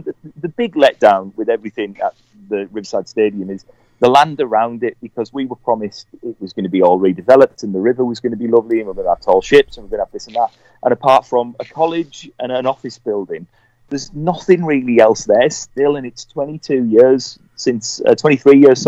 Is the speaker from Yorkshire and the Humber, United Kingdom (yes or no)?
no; Middlesbrough, North East England, United Kingdom; it's called Middlesbrough